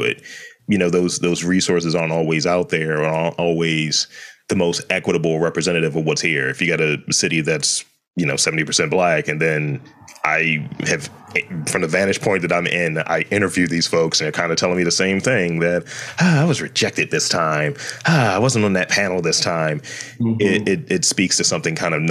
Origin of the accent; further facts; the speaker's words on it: Baltimore, Maryland, United States; We were like super loud and just and proud Baltimoreans about it